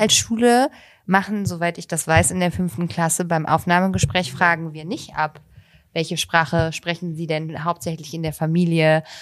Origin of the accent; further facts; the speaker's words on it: Bonn, North Rhine-Westphalia, Germany; moved away; Bonn ist meine Heimatstadt